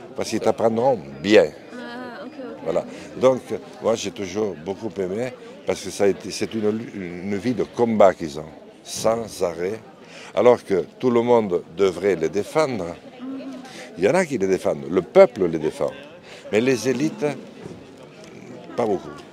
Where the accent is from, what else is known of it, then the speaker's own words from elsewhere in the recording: Béarn, Nouvelle-Aquitaine, France; first language Béarnais; French is a second language; moi j'avais six ans quand j'ai appris le français, je parlais l'espagnol parce que papa m'a mené en Espagne pour garder les brebis et j'apprenais euh, le, béarnais parce que chez nous on parlait toujours béarnais